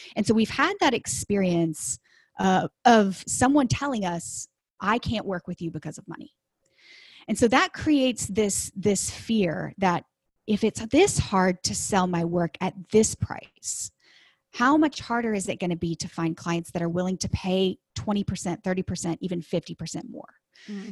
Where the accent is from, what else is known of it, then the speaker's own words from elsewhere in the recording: Dallas, Texas, United States; I am from Texas. I grew up in the Dallas area